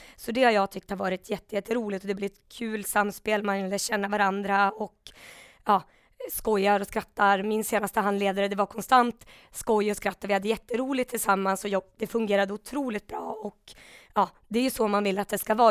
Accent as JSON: {"language": "Swedish", "town": "Umeå", "region": "Västerbotten County", "country": "Sweden", "tie": "born or raised there", "also_born_or_lived": "Stockholm", "said": "i Umeå då, där jag är uppvuxen, jag pluggade i Stockholm"}